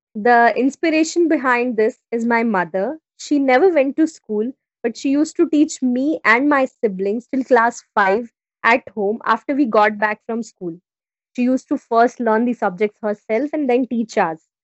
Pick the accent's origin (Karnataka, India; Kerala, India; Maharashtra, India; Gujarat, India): Gujarat, India; from Gujarat, India